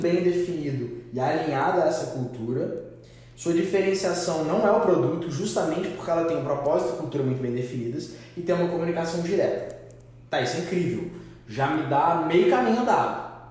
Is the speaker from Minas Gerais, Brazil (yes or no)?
yes; Minas Gerais, Brazil; a gente é mineiro